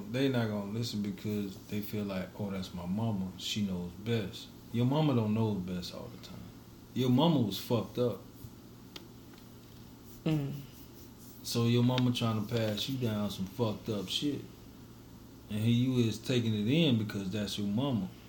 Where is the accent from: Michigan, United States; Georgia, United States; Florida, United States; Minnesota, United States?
Florida, United States; Miami; Yeah, I'm from I'm from Miami.